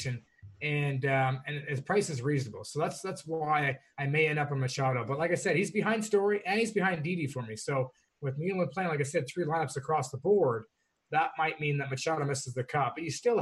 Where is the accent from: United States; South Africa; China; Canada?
Canada; I'm Canadian